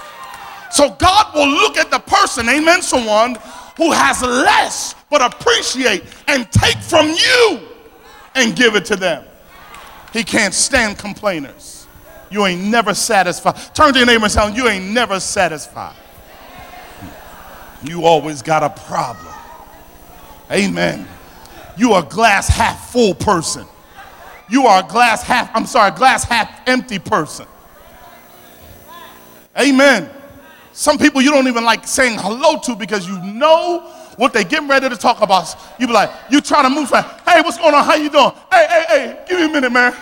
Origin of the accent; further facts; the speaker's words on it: Philadelphia, Pennsylvania, United States; accent: South Philly; my South Philly accent